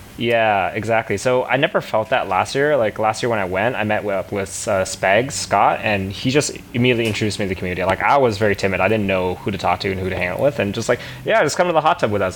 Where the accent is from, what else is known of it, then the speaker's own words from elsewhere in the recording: Canada; being Canadian